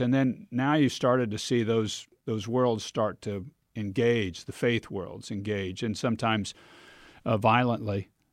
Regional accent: Kansas, United States; We're both from Kansas

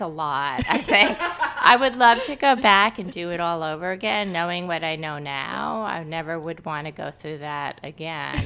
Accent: New York, United States; moved away as an adult; also born or lived in Boston; I'm from New York, so I lived, uh, in a different city for a few years

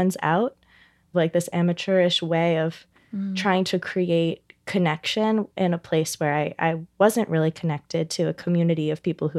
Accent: United States; I was someone who was born in the States, growing up in the States

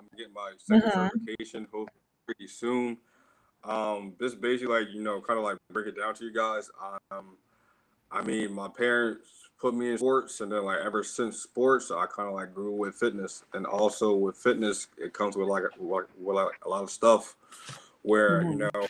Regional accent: Philadelphia, Pennsylvania, United States; I grew up in Philadelphia. Born and raised, I had like a rough background

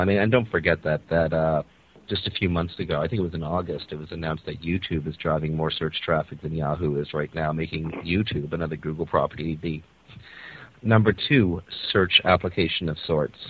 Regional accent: Canada; I'm a Canadian

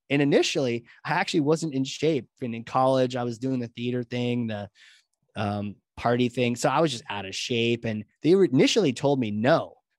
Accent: New Hampshire, United States; I grew up, in New Hampshire, and I was always a little bit of a nerd and a little bit of a theater guy

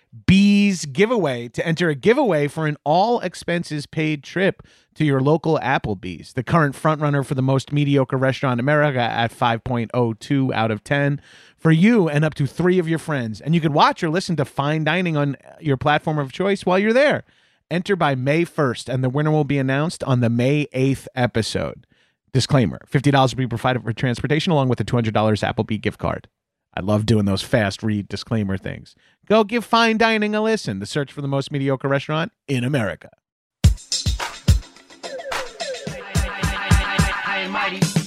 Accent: Long Island, New York, United States; born or raised there

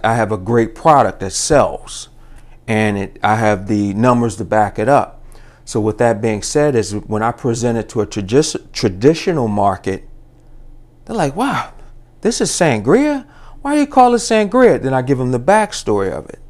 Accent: Baltimore, Maryland, United States; also born or lived in Virginia; born and raised in Baltimore, uh, lived in Virginia, went to Virginia State

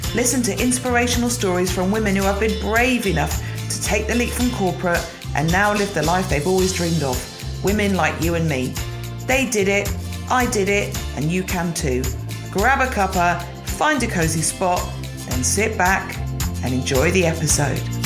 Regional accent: Gloucestershire, South West England, United Kingdom; I grew up in Gloucestershire

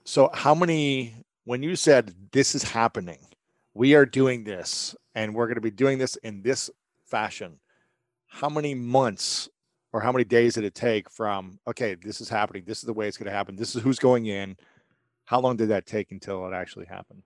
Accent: Ohio, United States; I'm a guy from Ohio

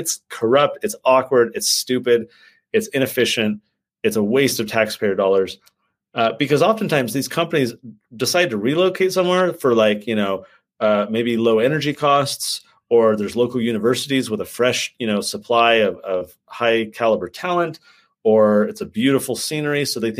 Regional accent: San Diego, California, United States; moved away as an adult; also born or lived in Santa Clara, California / San Jose, California; now in Utah, United States; So I'm from San Diego. I grew up in California my whole childhood. I grew up in Santa Clara, San Jose, moved to San Diego when I was 8, spent my rest of my youth there, came to Utah for college, and then got stuck.

